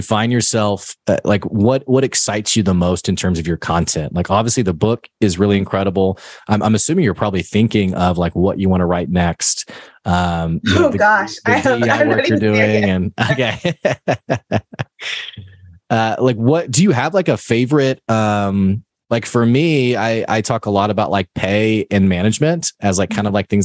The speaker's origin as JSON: {"language": "English", "region": "Arkansas", "country": "United States", "said": "I'm from Arkansas. I live in Arkansas."}